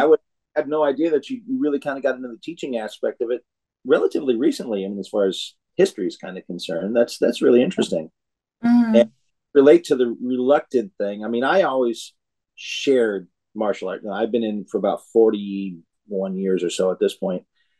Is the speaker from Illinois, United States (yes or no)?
yes; Illinois, United States; now in California, United States; I grew up in Illinois myself. I was born here in California, but I grew up in Illinois.